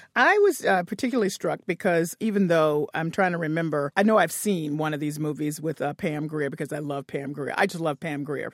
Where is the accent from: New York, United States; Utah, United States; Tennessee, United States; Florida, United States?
Tennessee, United States; Memphis; I grew up in Memphis